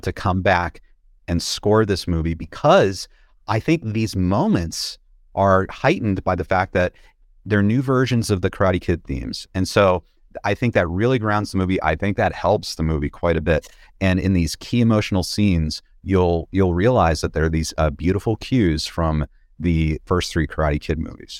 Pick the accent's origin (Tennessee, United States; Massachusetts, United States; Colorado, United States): Massachusetts, United States; Boston; moved away; I grew up around Boston